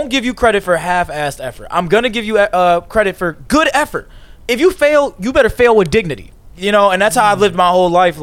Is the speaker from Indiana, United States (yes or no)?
no; Chicago suburbs, near Blue Island, Illinois, United States; I'm from Chicago suburbs, a little town called Cree. But we could just say it's like near Blue Island, around that area.